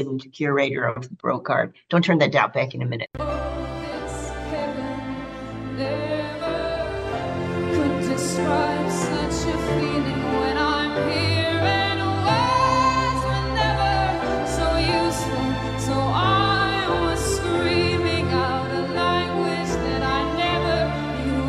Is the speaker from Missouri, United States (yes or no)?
yes; St. Louis, Missouri, United States; now in Santa Barbara, United States; I grew up in St. Louis